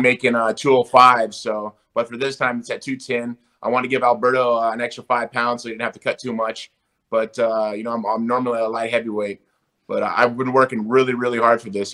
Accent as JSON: {"language": "English", "town": "Huntington Beach", "region": "California", "country": "United States", "tie": "born or raised there", "said": "I'm American. I was born here in America. You know, I was born here in uh, Huntington Beach, California"}